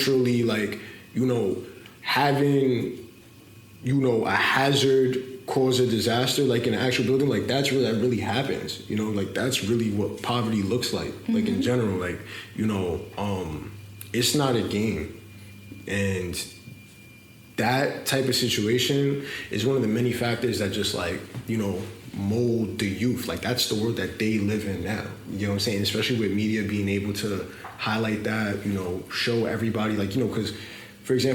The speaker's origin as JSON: {"language": "English", "town": "New York City", "region": "New York", "country": "United States", "tie": "born or raised there", "said": "I grew up in the Bronx. You know, Soundview, 172nd to be specific."}